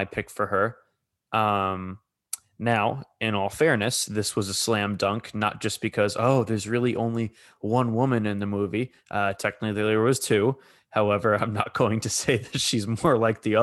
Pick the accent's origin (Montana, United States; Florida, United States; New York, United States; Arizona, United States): New York, United States; New York City; also born or lived in Brooklyn; I'm from Staten Island